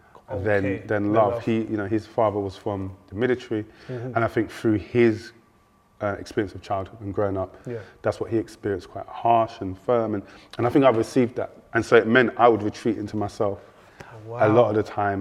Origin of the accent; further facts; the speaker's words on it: London, United Kingdom; I grew up in South London originally, so I'm a West boy, but my South boy. I grew up in Champion Hill, like Dulwich